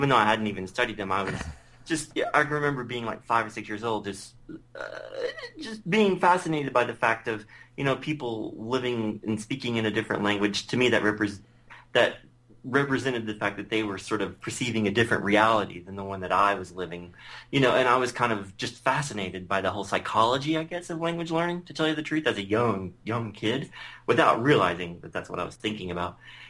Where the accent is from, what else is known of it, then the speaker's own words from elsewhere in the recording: Morristown, Tennessee, United States; moved away as an adult; also born or lived in France; roots in Tennessee go back very far. to the late 1700s, actually. But I grew up in Morristown, Hamlin County there. So, actually in a smaller area of Hamlin County called Talbot. It's in between Morristown and Jefferson City. So, I lived there, you know, for most of my life.